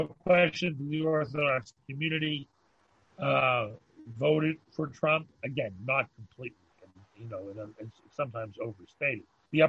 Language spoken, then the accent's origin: English; Canada; First of all, it's that we're Canadian, so it's not really our domain.